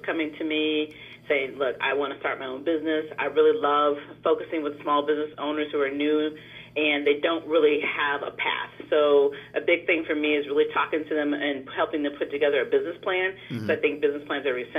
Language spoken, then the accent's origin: English; Davenport, Iowa, United States; moved away; I'm originally from Davenport, Iowa. I'm not originally from the DMC area.